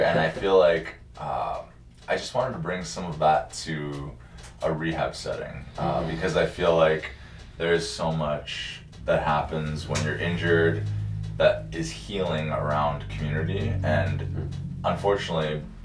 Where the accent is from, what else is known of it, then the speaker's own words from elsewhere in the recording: Alberta, Canada; moved away as an adult; also born or lived in Superior, Wisconsin / Iowa; now in Minnesota, United States; I'm from Alberta, Canada. Born and raised in the prairies, next to the Rockies